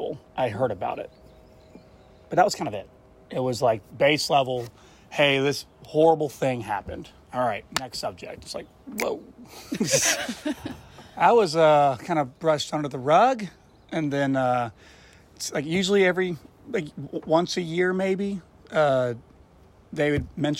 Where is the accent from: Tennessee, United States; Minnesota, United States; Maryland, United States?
Tennessee, United States; Memphis; also born or lived in Collierville, Tennessee / Rossville, Tennessee; From Memphis, and then moved out to Carterville, and then moved out to the rural of Rossville, then back to downtown Memphis.